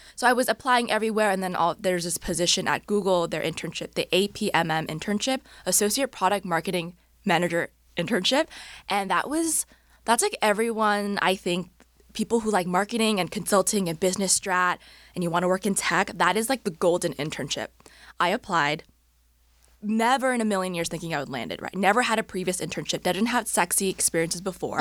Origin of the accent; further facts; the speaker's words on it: Orange County, California, United States; moved away as an adult; also born or lived in Bay Area; now in Los Angeles, United States; I was born and raised in Orange County, so not too far from here